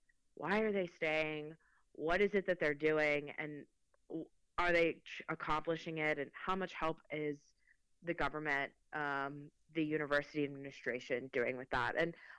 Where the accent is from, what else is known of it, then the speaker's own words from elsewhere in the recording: Mexico; the Spanish that I'm used to is Mexico, is based in Mexico. I'm Mexican. I was born in Mexico.